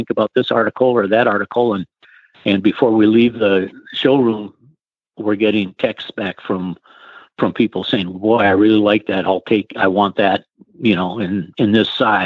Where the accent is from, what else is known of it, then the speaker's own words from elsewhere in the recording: Rochester, Minnesota, United States; moved away; I'm from Rochester, Minnesota, and where the Mayo Clinic is